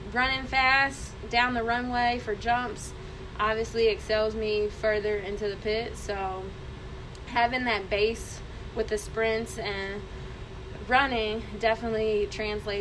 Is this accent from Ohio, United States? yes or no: yes; Cincinnati, Ohio, United States; moved away as an adult; also born or lived in Columbus; I'm originally from Cincinnati, so coming up to Columbus was a new experience.